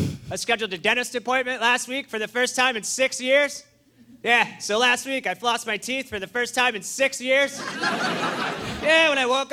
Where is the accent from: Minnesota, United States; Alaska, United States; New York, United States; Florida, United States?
Minnesota, United States; I'm from Minnesota